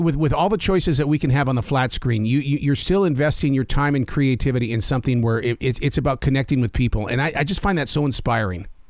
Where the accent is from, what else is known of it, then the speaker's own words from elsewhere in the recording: Montana, United States; I'm from Montana